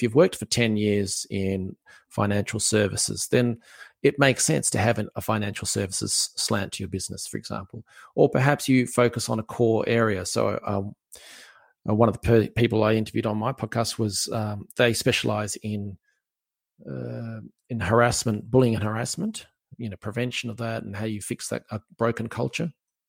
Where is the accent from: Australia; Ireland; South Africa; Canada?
Australia; accent: Aussie; in case you want to hear my wonderful Aussie accent again.